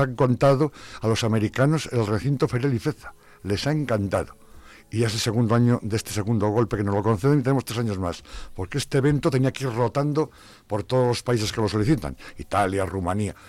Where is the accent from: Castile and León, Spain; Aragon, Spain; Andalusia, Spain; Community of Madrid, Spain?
Castile and León, Spain; Palencia; now in Zamora, Spain; no soy de aquí, soy de una capital aquí cercana, que hemos Palencia